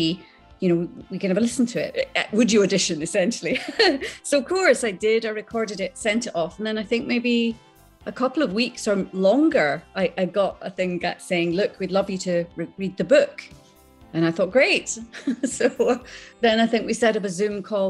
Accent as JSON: {"language": "English", "area": "Islay", "region": "Scotland", "country": "United Kingdom", "tie": "born or raised there", "also_born_or_lived": "Skegness, Lincolnshire, England", "moved": "yes", "said": "I remember being in school and I was brought up on Isla, and I went to a little tiny primary school"}